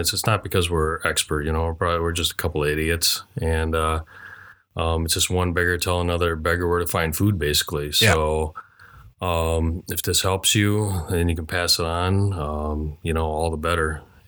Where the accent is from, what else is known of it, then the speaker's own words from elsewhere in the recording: Hong Kong; now in United States; I am an immigrant from Hong Kong. This was about 40-some years ago.